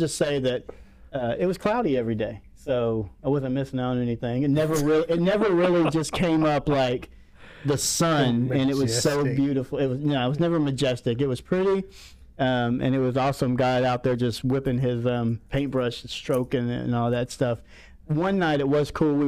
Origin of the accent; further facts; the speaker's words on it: Pensacola, Florida, United States; I'm from Pensacola, Florida